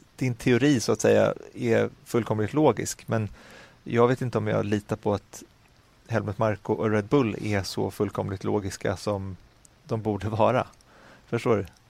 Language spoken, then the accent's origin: Swedish; Sweden; also born or lived in Stockholm; jag är lycklig som svensk